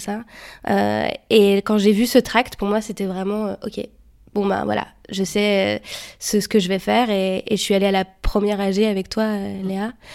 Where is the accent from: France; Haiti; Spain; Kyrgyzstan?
France; moved away as an adult; now in Brussels, Belgium; je suis française. J'habite à Bruxelles depuis deux ans et demi.